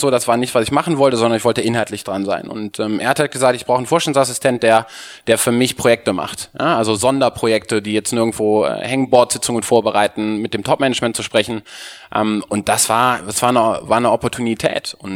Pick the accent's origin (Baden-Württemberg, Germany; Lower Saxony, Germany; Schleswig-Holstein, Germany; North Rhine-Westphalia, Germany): North Rhine-Westphalia, Germany; Cologne; Ähm, ich bin äh, gebürtiger Kölner, habe BWL studiert